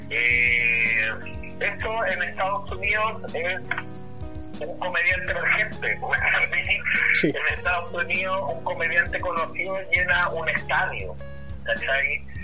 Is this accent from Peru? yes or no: no; Chile; somos un país en el que existen todas las estaciones del año, que es una cosa que en la actualidad no se da mucho en ningún país, ¿cachai? tenemos mar y tenemos cerro, tenemos desierto y tenemos bosque.